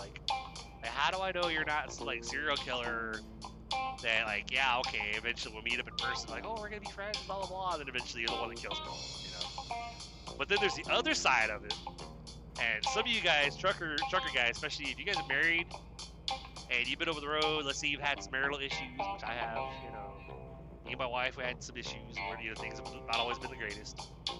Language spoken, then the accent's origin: English; Pasadena, California, United States; it is from California, you know, which I was, like, wondering if that was even going to, you know, I'm from Pasadena.